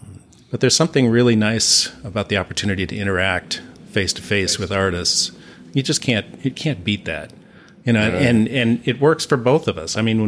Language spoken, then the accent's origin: English; St. Paul, Minnesota, United States; It's like, no, I'm from St. Paul.